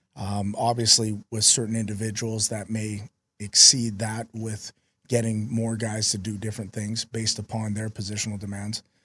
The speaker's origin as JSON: {"language": "English", "town": "Vancouver", "region": "British Columbia", "country": "Canada", "also_born_or_lived": "South Dakota / Utah", "moved": "yes", "lives_now": "Minnesota, United States", "said": "I'm from Vancouver, so I'm used to a little cold weather."}